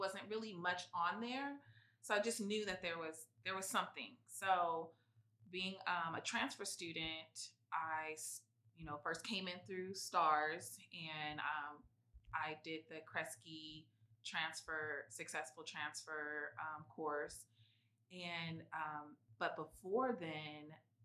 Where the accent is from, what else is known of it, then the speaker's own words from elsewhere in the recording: San Diego, California, United States; moved away as an adult; now in Santa Cruz, United States; I'm from San Diego, and I knew I didn't want to stay in San Diego